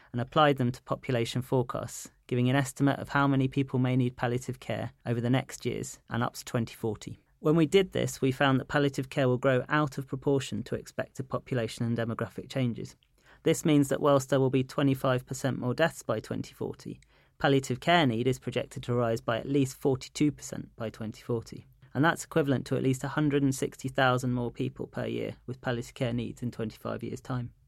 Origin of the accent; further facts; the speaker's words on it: London, United Kingdom; I'm a Londoner